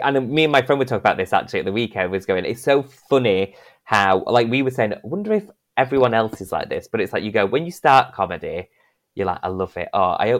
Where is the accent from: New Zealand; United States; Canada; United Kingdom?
United Kingdom; Northern England; accent: northern; my accent, because I'm too northern.